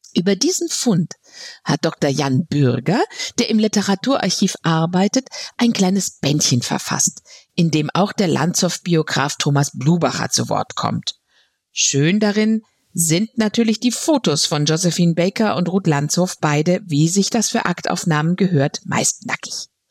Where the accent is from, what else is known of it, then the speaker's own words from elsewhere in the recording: Frankfurt, Hesse, Germany; Als Frankfurterin